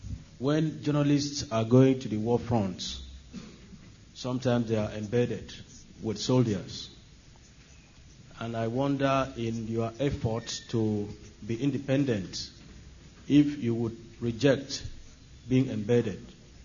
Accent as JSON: {"language": "English", "country": "Nigeria", "moved": "as an adult", "lives_now": "London, United Kingdom", "said": "I'm a Nigerian student at City University, a student of international journalism."}